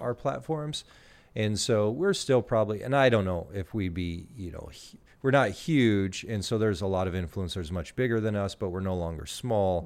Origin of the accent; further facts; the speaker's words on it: Gillespie, Illinois, United States; moved away as an adult; also born or lived in Canada; now in Greenville, United States; I grew up in Gillespie